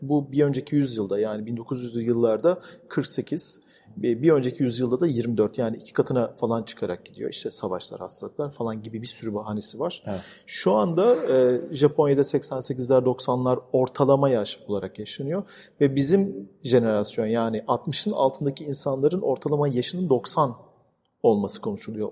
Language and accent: Turkish; Istanbul, Turkey; ben burada doğdum büyüdüm. Babam da 15 yaşında gelmiş bu arada buraya